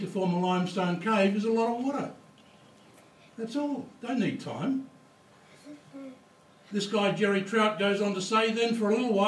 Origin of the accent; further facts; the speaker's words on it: Mount Gambier, South Australia, Australia; I come from Mount Gambier. I was born and raised in Mount Gambier